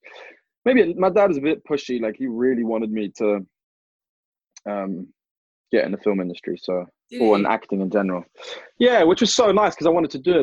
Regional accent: London, United Kingdom; growing up in London

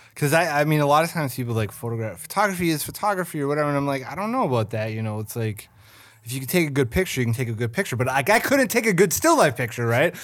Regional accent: St. Cloud, Minnesota, United States; moved away; I'm from Saint Cloud

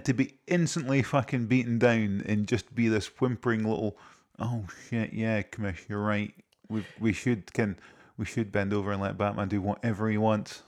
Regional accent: Scotland, United Kingdom; I'm Scottish

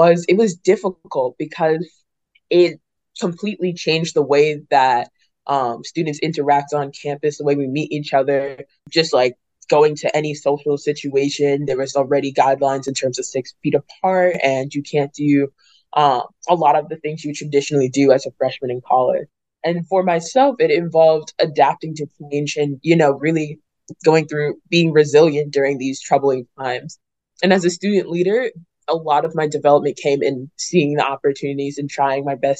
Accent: New Jersey, United States; moved away as an adult; now in Syracuse, United States; From New Jersey originally, North Jersey

